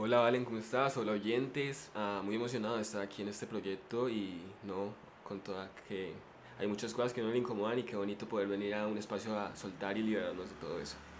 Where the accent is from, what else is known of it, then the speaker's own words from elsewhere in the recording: Popayán, Cauca, Colombia; yo soy del Cauca, ¿no? Yo soy de, de Popayán, pero mi familia es de un pueblo